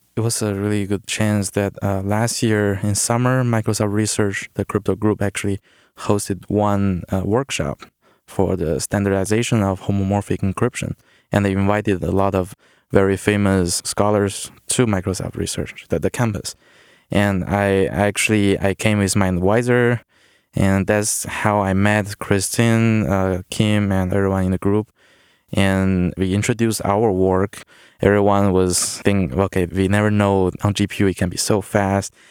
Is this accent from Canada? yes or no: no; China; moved away as an adult; also born or lived in Worcester, Massachusetts; originally I'm from China. I did my, uh, high school and, uh, university in China